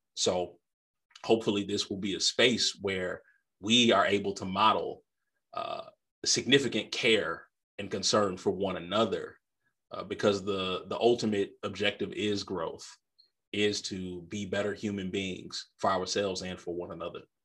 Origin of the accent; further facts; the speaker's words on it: Midwest, United States; I'm a Midwesterner by birth